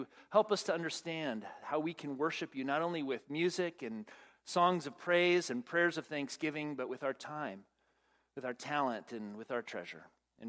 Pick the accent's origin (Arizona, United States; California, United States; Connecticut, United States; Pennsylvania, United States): Arizona, United States; Phoenix; and I'm from Phoenix. Come on. It is humid, man.